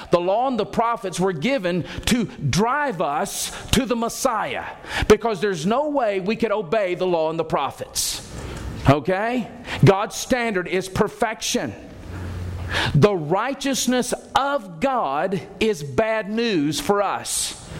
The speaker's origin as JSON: {"language": "English", "region": "Alabama", "country": "United States", "tie": "born or raised there", "said": "I grew up in Alabama culture."}